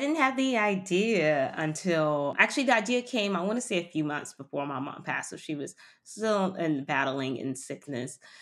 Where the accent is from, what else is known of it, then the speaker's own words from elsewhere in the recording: Miami, Florida, United States; moved away as an adult; also born or lived in London; I grew up in Miami